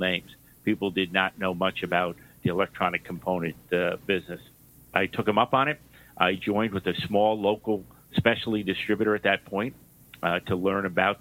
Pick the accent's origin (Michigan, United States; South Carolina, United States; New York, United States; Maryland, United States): New York, United States; You may have noticed from my accent, I grew up in New York